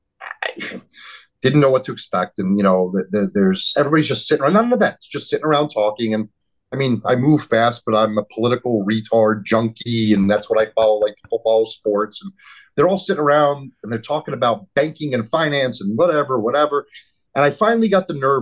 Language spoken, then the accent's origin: English; New Jersey, United States; We're both from New Jersey